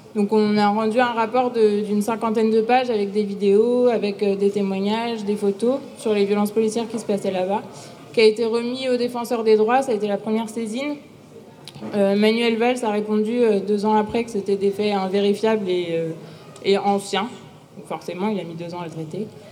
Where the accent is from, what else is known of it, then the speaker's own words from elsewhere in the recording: the Nord, Hauts-de-France, France; je viens du Nord